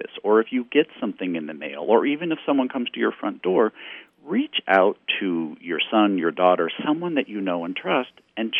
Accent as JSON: {"language": "English", "region": "Texas", "country": "United States", "tie": "born or raised there", "moved": "yes", "lives_now": "Missouri, United States", "said": "my hometown in Texas."}